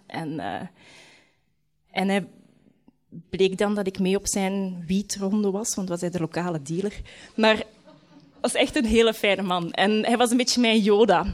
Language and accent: Dutch; Leuven, Flanders, Belgium; moved away as an adult; also born or lived in London; Ik kom van Leuven